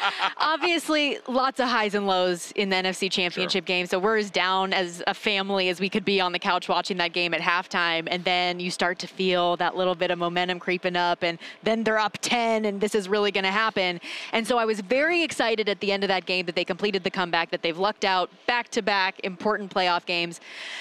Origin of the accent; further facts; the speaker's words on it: Las Vegas, Nevada, United States; I'm born and raised in Las Vegas